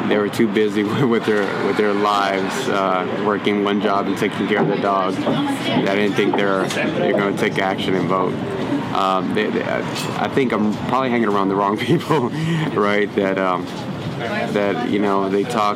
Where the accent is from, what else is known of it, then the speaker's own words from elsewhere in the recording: San Antonio, Texas, United States; moved away as an adult; also born or lived in Minnesota; now in Austin, United States; I was in San Antonio, born and raised there.